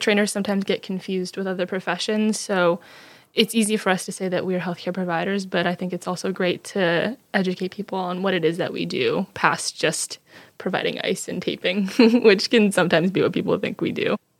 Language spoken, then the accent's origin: English; New Jersey, United States; moved away; I'm from New Jersey originally